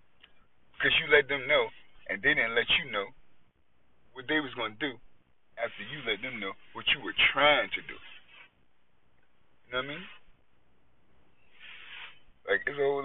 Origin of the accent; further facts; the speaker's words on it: New York, United States; that's just how we was raised in New York